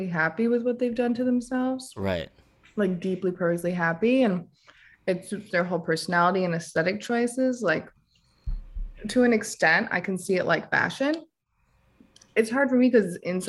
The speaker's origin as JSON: {"language": "English", "region": "Connecticut", "country": "United States", "tie": "born or raised there", "also_born_or_lived": "Vermont / New York", "moved": "as an adult", "said": "I'm from Connecticut. I moved to Vermont somewhat recently and to New York again recently"}